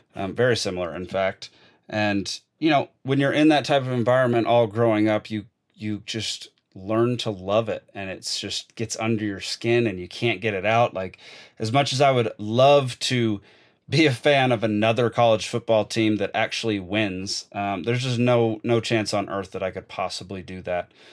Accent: Dallas, Texas, United States; I'm a proud Texan from Dallas, Texas

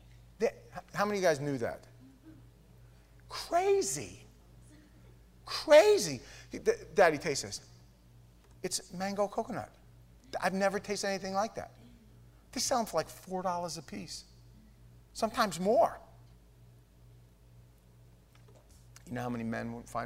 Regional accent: New York, United States; We're from New York

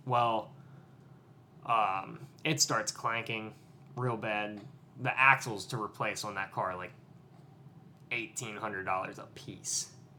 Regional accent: East Coast, United States; I'm from the East Coast. It is practically lunchtime where I'm from

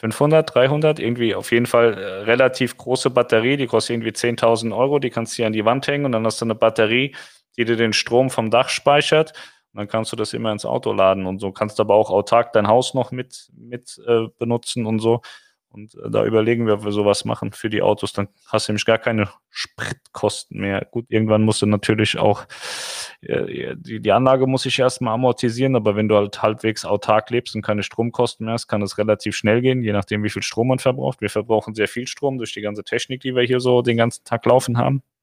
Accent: Munich, Bavaria, Germany; So, so, der Kreuzverlenzer mal kein Bayerisch. Das hört man als Münchnerin ja nicht so gerne.

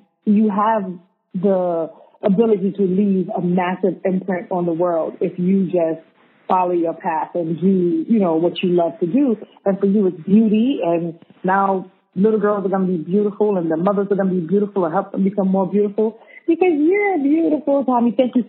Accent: Brooklyn, New York, United States; now in Sydney, Australia; We're from Brooklyn, but hey, welcome to Sydney.

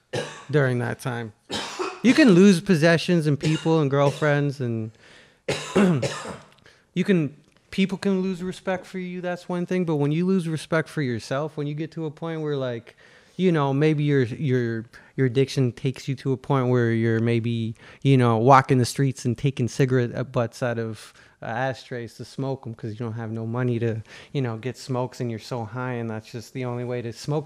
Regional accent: Ontario, Canada; born or raised there; also born or lived in Calgary, Alberta

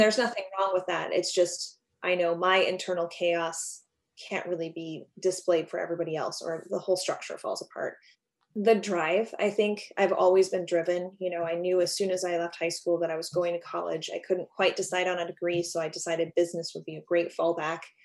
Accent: Alaska, United States; moved away as an adult; also born or lived in Los Angeles; I was born and raised in Alaska.

